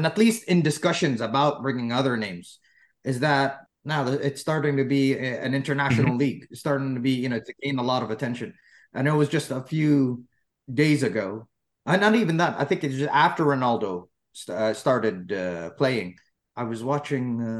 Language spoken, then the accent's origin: English; United States; now in Saudi Arabia; I was brought up in the United States